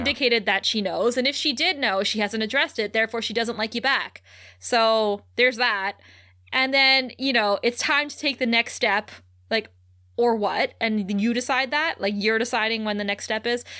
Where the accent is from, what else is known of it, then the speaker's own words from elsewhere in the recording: Ontario, Canada; growing up in Ontario